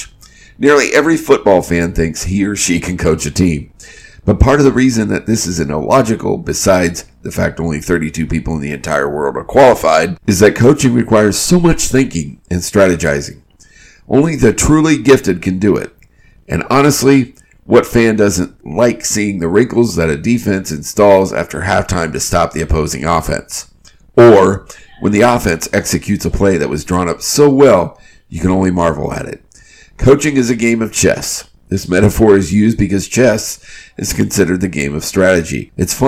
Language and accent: English; Burlington, Iowa, United States; moved away as an adult; now in Charlotte, United States; Iowa native, such as myself